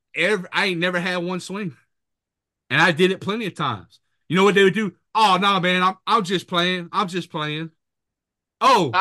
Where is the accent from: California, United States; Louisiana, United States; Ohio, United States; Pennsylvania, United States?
Louisiana, United States; Mamou; moved away as an adult; also born or lived in Montana / New Jersey / Bogalusa, Louisiana; now in Florida, United States; I'm back in my hometown of Mamu, going to Mamu High